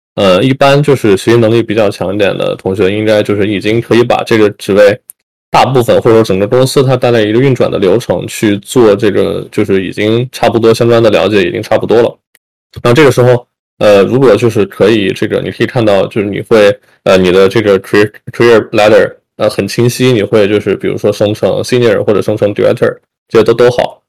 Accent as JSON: {"language": "Chinese", "country": "China", "moved": "yes", "said": "作为中国人，或者说就是我们作为这个 Asian"}